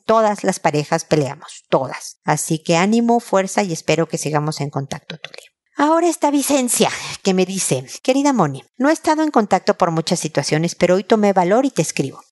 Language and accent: Spanish; Mexico; now in Chile; soy mexicana desde hace muchísimos años